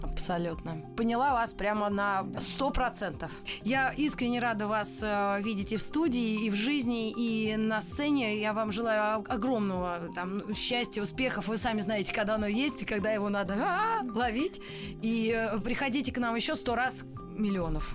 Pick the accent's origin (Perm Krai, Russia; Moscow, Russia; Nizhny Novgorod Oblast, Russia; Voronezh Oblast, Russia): Moscow, Russia; accent: Ukrainian; also born or lived in Donetsk; Родилась в Москве, родители москвичи.